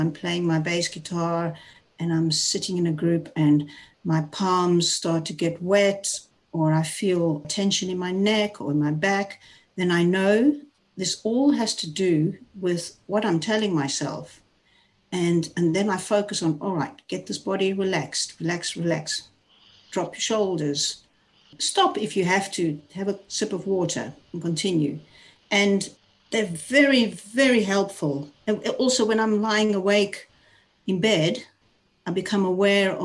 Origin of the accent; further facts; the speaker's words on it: South Africa; moved away as an adult; now in Netherlands; I was raised in South Africa. I'm 59 years old. I live in the Netherlands, have been here for the last 33 years